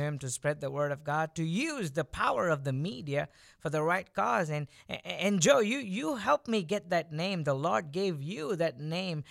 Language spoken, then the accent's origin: English; India; moved away; I was born and I grew up in India